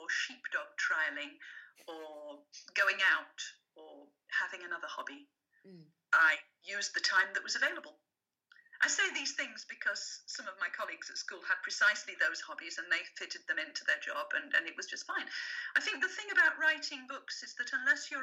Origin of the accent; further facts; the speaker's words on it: England, United Kingdom; first language French; English is a second language; French was my first language because my mother didn't speak English when she came to England. I learned English when I went to school